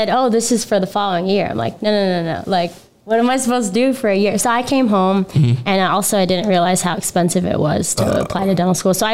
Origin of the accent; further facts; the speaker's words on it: Las Vegas, Nevada, United States; also born or lived in Los Angeles / New York; I grew up here in Las Vegas.